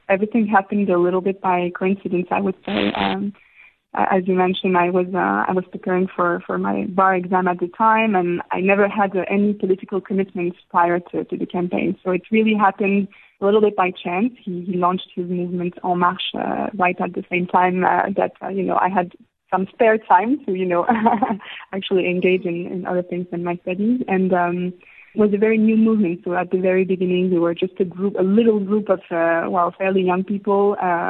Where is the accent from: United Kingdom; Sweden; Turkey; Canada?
Turkey; Istanbul; moved away as an adult; now in South Africa; I had a fantastic time growing up in Istanbul.